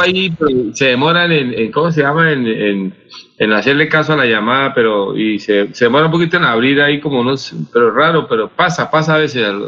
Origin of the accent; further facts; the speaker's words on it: Santander, Colombia; como santandereano y como colombiano